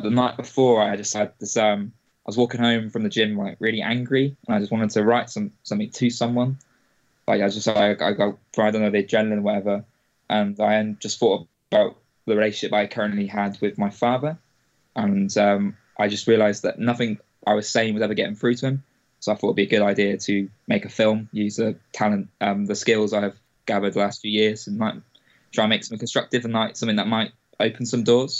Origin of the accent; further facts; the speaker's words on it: Wales, United Kingdom; moved away as an adult; also born or lived in England / Bristol; I spent about 10 years in Wales until I was 18, and I came back to England to do my studies in Bristol